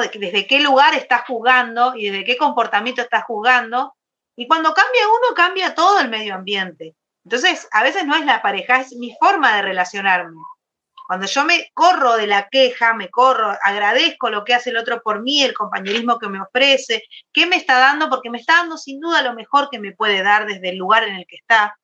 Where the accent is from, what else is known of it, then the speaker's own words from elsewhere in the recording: Argentina; soy de Argentina.